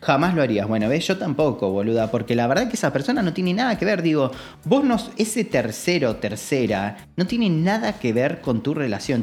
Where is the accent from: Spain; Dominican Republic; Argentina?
Argentina; como en Argentina, muchas veces, digo, lo mamamos por TV y lo mamamos en casa